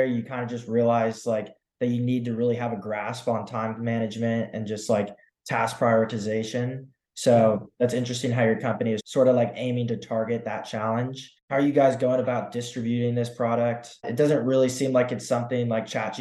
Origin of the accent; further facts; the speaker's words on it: San Diego, California, United States; also born or lived in Santa Barbara; I'm actually originally from San Diego as well